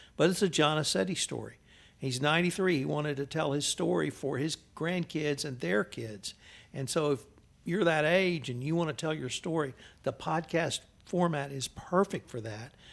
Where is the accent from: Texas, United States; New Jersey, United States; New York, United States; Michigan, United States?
Texas, United States; Houston; moved away as an adult; now in Kerrville, United States; I was from Houston.